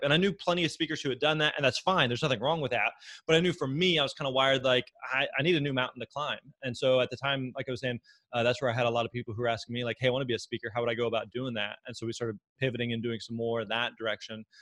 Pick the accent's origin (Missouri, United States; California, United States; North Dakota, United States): Missouri, United States; Springfield; moved away as an adult; now in Nashville, United States; I grew up in uh, in Southwest Missouri, in Springfield, Missouri, and so born and raised there